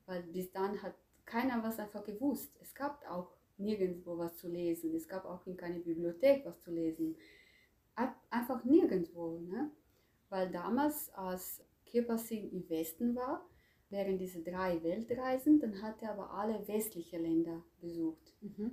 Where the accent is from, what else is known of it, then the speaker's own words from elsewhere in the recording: Croatia; moved away as an adult; also born or lived in Zagreb; now in Germany; Also ich komme ursprünglich aus Kroatien das mhm. war damals Jugoslawien ähm, und ich lebe seit äh, 20, mehr als 20 Jahren in Deutschland.